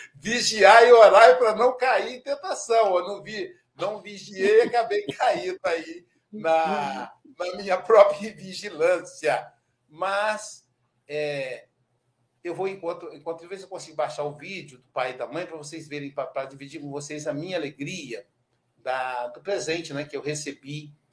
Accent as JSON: {"language": "Portuguese", "town": "Muriaé", "region": "Minas Gerais", "country": "Brazil", "tie": "born or raised there", "said": "minha cidade, minha terra natal. Eu nasci em Muriaé, Minas Gerais."}